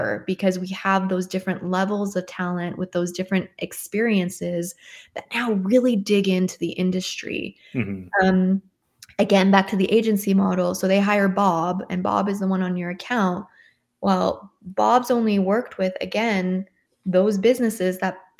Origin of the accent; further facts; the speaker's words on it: Canada; I'm Canadian